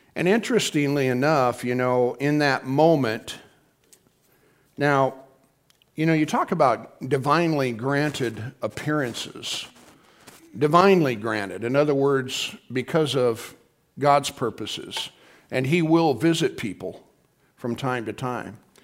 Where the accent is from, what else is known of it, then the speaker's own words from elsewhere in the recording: Midwest, United States; We're from the Midwest